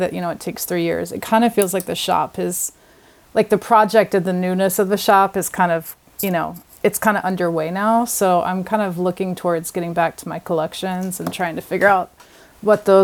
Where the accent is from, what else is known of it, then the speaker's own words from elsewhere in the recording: Virginia, United States; moved away as an adult; also born or lived in New York City; now in Montauk, United States; I'm originally from Virginia, but I moved to New York City to go to college